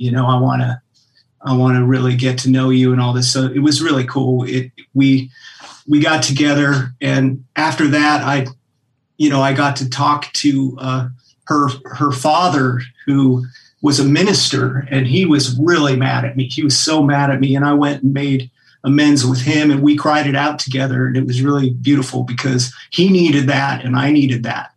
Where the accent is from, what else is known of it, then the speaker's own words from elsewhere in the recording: Anchorage, Alaska, United States; moved away; I grew up in Anchorage, Alaska